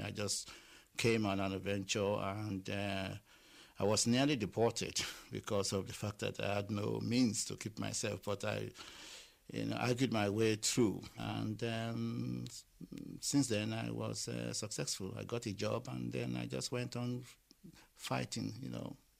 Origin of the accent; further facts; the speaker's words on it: Lagos, Nigeria; moved away; I was born in Lagos and uh, I went to school in Lagos